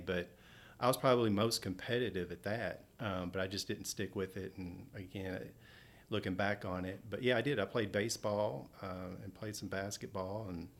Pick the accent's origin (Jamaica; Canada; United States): United States; Frankfort, Kentucky; So growing up in Frankfort the prime of my childhood, I'll consider the 80s. Mm-hmm. So being in Frankfort in the 80s was a really good time.